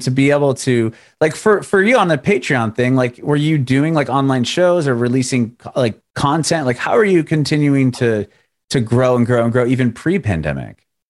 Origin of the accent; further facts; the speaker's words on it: San Diego, California, United States; moved away as an adult; also born or lived in Middle Tennessee; now in Nashville area, United States; I'm originally from San Diego.